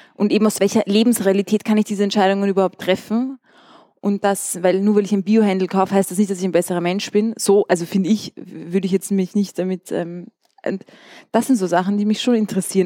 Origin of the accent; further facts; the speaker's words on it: Vienna, Austria; moved away as an adult; also born or lived in Amsterdam; ich bin in Wien geboren und bin auch zur Schule gegangen